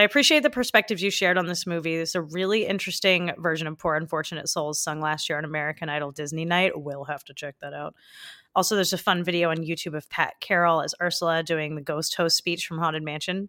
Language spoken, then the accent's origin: English; Canada; Since I'm from Canada, growing up, we, we honestly didn't learn much about our First Nations people